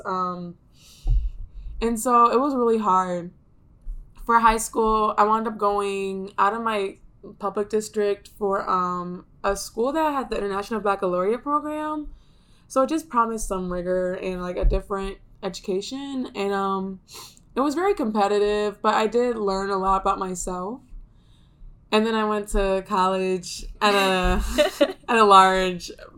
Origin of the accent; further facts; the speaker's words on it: Ypsilanti, Michigan, United States; I grew up outside of Detroit in a suburb called Ypsilanti.